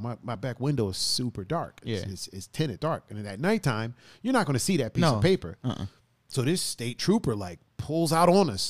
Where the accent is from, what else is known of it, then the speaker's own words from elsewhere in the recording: Ohio, United States; Well, we're coming from Illinois in Indiana, going to Ohio, which we call home.